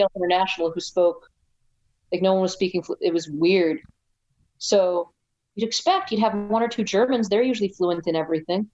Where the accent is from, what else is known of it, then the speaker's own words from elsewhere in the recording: United States; I'm from the United States